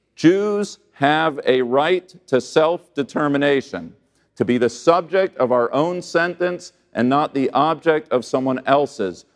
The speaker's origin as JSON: {"language": "English", "country": "United States"}